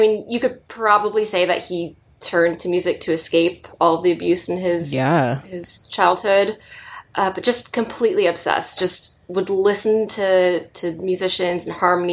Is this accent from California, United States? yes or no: yes; Southern California, United States; I'm born and raised in Southern California